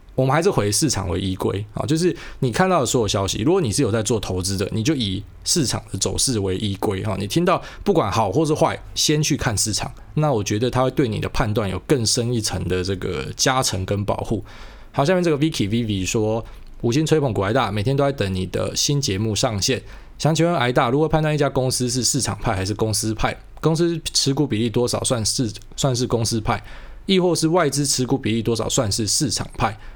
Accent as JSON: {"language": "Chinese", "country": "Taiwan", "said": "我是台湾人"}